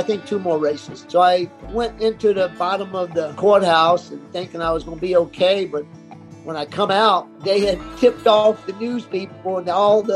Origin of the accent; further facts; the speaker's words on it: South Florida, United States; growing up in South Florida, it was the culture in the 60s